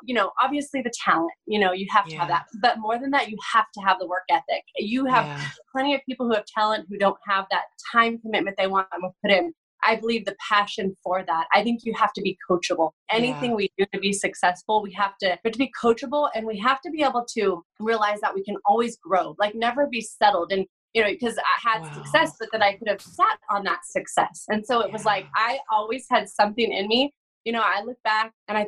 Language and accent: English; Chino, California, United States; I grew up here in Southern California, in Chino, California